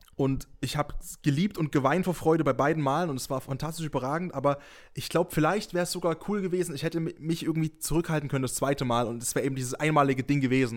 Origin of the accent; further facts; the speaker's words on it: near Dresden, Saxony, Germany; ich bin in der Nähe von Dresden geboren und aufgewachsen